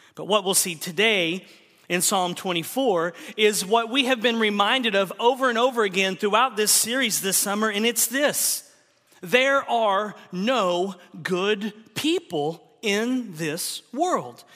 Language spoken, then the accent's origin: English; Oklahoma, United States; moved away; also born or lived in Texas; I'm from the South. I grew up in Oklahoma, lived a lot of my life in Texas